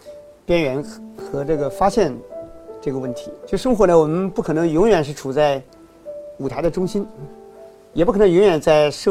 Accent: China; 从我们中国人来说，我们是个道德社会，我们总是想政治正确、道德正确，方方面面都正确。

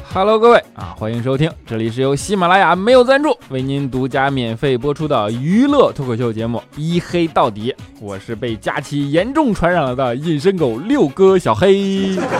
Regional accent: China; 我们中国人

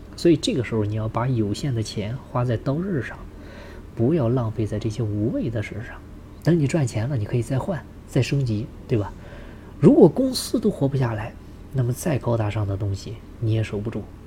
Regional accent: China; 我们中国人做生意的

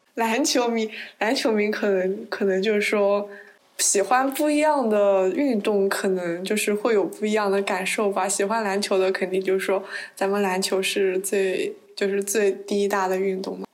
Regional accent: southern China, China; moved away as an adult; 因为我是南方人

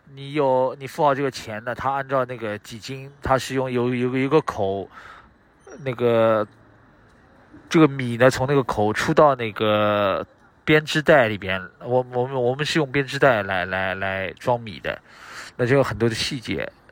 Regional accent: Shanghai, China; 我是那个上海出生、上海长大的人

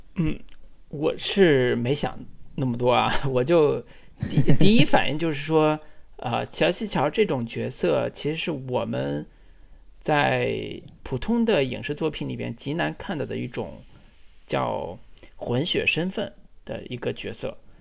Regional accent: China; 我们大陆人

